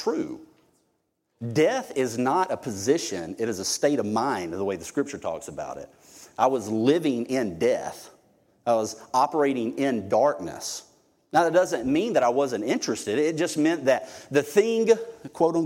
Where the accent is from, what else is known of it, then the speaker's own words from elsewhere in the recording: Irvington, Alabama, United States; also born or lived in St. Elmo, Alabama / Mobile, Alabama; I grew up out in Irvington all through high school